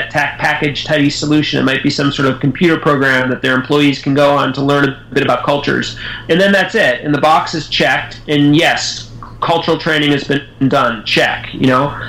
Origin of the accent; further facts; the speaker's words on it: United States; I grew up in the United States